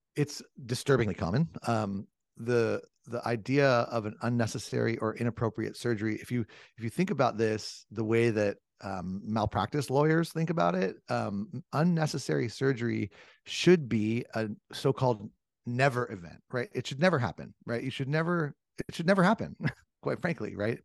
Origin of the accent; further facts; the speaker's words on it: Southern California, United States; I grew up in Southern California, and I'm an old surfer and skateboarder